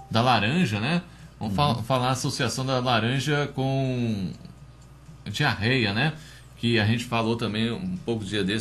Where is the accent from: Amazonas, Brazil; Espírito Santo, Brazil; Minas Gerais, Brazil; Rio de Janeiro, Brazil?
Espírito Santo, Brazil; Cariacica; Eu sou de Cariacica. Um abraço aí para a turma de Cariacica.